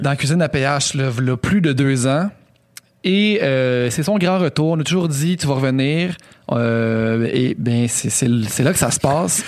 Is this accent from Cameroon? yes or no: no; Quebec City, Quebec, Canada; blanc originaire de Sainte-Foy